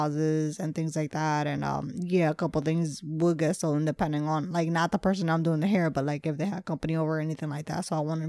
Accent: Hamilton, New Jersey, United States; So I grew up in Hamilton, New Jersey.

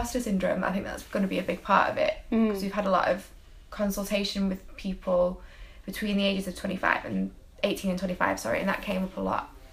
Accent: Manchester, North West England, United Kingdom; I'm from Withenshaw in Manchester

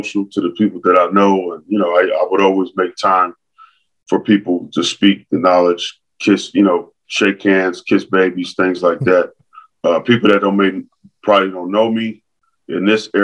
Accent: Los Angeles, California, United States; growing up in San Pedro

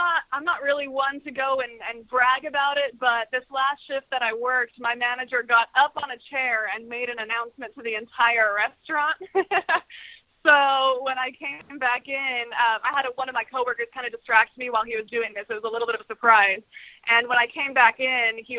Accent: Texas, United States; moved away as an adult; now in Los Angeles, United States; I'm from Texas originally, and I've been in L.A. for 3 years now

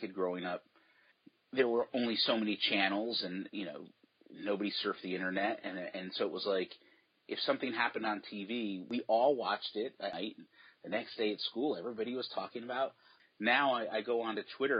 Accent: East Coast, United States; also born or lived in New York / New Jersey / Connecticut; now in Portland, United States; I grew up on the East Coast and I still have family there. So I'm back in New York. I lived in New York, New Jersey, and Connecticut.

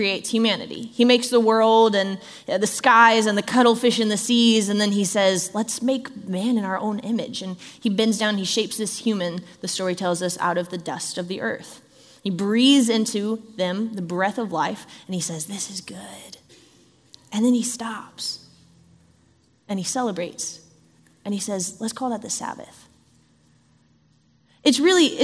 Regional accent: Southern California, United States; I grew up in Southern California, which is earthquake country.

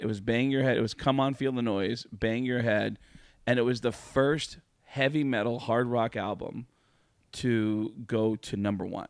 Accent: Tucson, Arizona, United States; also born or lived in New York; I was living in Tucson, Arizona, which is where I moved to from New York. And, and in my teenage years, uh, I'm living in Tucson

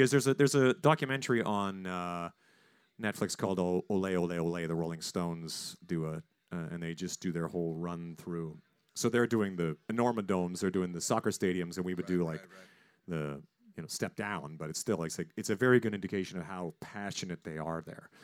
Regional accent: Saskatchewan, Canada; now in United States; Corey Churko and I grew up in Saskatchewan.

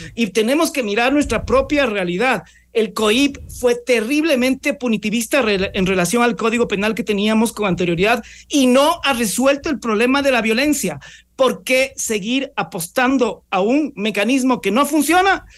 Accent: Ecuador; nosotros como ecuatorianos

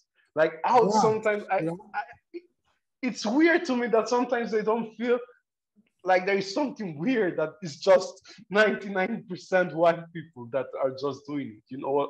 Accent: Nigeria; now in Italy; I was born in Nigeria

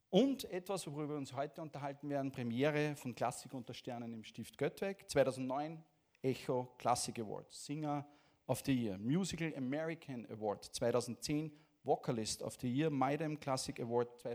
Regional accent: Latvia; German is a second language; Geboren in Lettland und aufgewachsen in Lettland eigentlich

